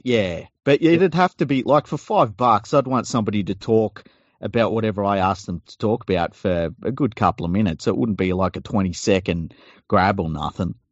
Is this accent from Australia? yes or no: yes; Sydney, New South Wales, Australia; we we grew up in Tregear